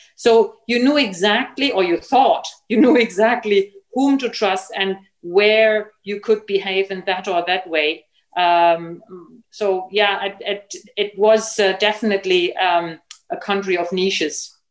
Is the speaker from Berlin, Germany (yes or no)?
yes; Berlin, Germany; growing up in East Germany was kind of really very normal